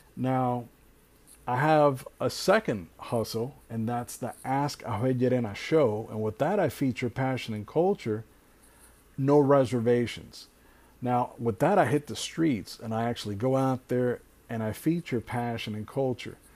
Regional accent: Hialeah, Florida, United States; I'm originally born and raised in Hialeah, which is South Florida

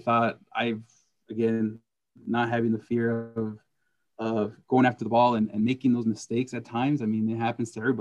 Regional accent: California, United States; I grew up in California, was where I started playing

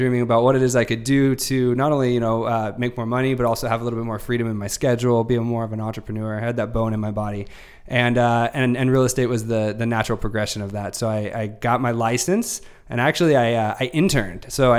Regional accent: Sacramento, California, United States; moved away as an adult; now in San Diego, United States; So I came out to San Diego about 2010. I'm from Sacramento, born and raised in Northern California. Moved down here when I was about 24.

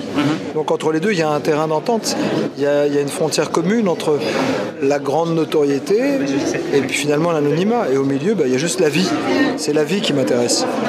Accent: Paris, Île-de-France, France; depuis que je suis né à Paris, je passe quasiment tous les jours devant la Tour Eiffel

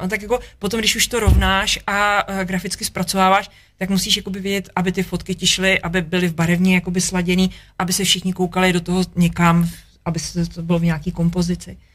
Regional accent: Czechia; jsem prostě Čech, protože mám tady vazby

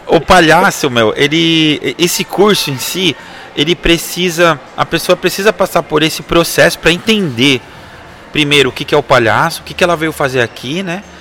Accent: Osasco, São Paulo, Brazil; nós somos de Osasco, né? Somos da cidade de Osasco.

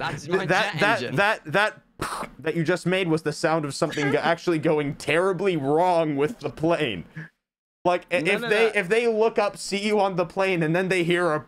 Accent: United States; also born or lived in United Kingdom; I'm an American people

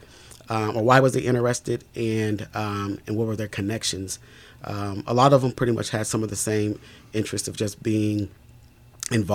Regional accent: Topeka, Kansas, United States; also born or lived in Mississippi; I'm originally from Mississippi. We moved here to Topeka when I was age six. So I still make for sure that even though I was raised in Topeka, pretty much, that I reference Mississippi

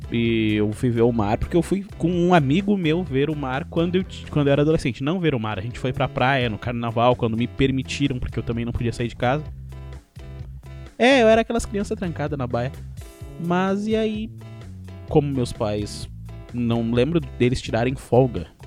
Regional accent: Rio Grande do Sul, Brazil; ele é gaúcho, e começam a me tirar por eu ser gaúcho. Mas graças a Deus eu não sou carioca

